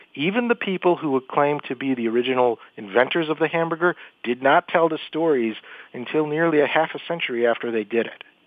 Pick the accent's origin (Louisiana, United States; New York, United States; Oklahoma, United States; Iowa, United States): New York, United States; Buffalo; my hometown of Buffalo, New York